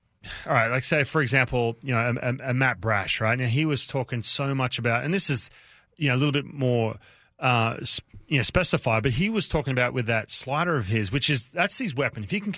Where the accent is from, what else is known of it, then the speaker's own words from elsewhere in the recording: Newcastle, New South Wales, Australia; When you grow up, where I grew up in Newcastle, where I grew up, on the beach, everyone surfs.